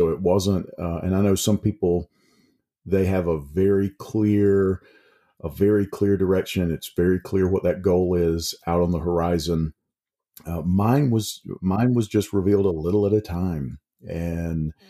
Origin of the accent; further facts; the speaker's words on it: Mississippi, United States; now in East Tennessee, United States; I I moved to East Tennessee from South Mississippi, and began to teach up there.